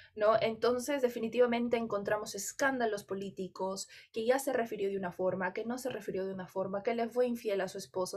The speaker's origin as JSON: {"language": "Spanish", "country": "Peru", "said": "en mi país"}